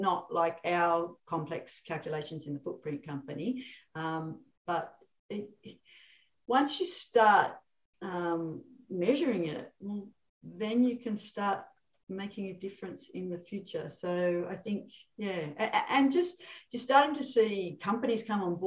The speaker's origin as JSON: {"language": "English", "town": "Sydney", "region": "New South Wales", "country": "Australia", "said": "I'm from Sydney."}